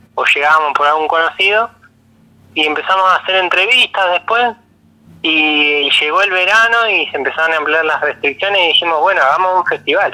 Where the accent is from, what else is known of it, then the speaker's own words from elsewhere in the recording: Neuquén, Argentina; moved away as an adult; also born or lived in Buenos Aires; now in General Roca, Argentina; soy de Neuquén, y viví en Buenos Aires un tiempo